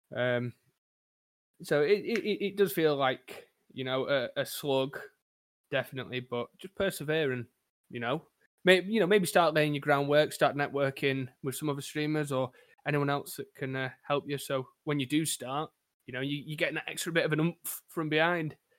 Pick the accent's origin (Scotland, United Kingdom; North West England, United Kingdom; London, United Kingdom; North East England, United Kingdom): North West England, United Kingdom; Crewe; I am from a sunny town of Crewe over in England, where not much really goes on